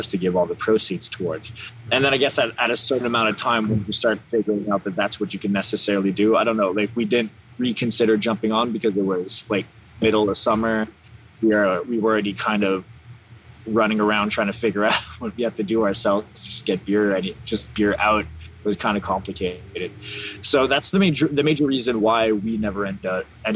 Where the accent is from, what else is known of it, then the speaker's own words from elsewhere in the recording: Laurentians, Quebec, Canada; moved away as an adult; now in Montreal, Canada; I come from the Laurentians, I come from the country, there's a complete lack of diversity over there